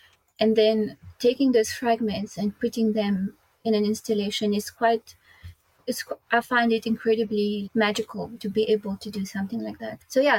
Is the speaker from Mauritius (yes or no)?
yes; Mauritius; I grew up in Mauritius.